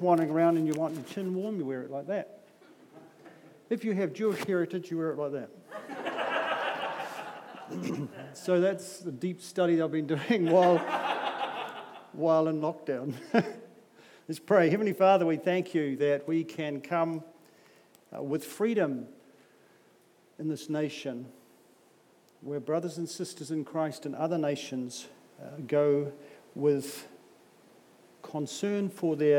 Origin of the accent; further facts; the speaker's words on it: Auckland, New Zealand; I'm from South Auckland